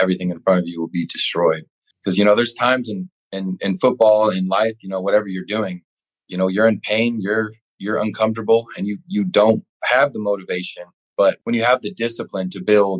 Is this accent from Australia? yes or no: no; Flower Mound, Texas, United States; also born or lived in Dallas, Texas / Argyle, Texas; we moved to a suburb of Dallas called Flower Mound. And eventually, like in middle school, I moved down the road in Argyle